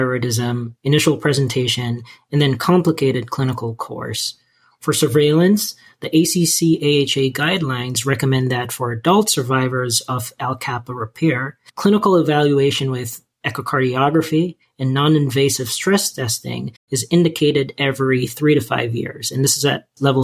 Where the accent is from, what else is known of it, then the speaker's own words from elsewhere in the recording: Jamaica; moved away; growing up in Jamaica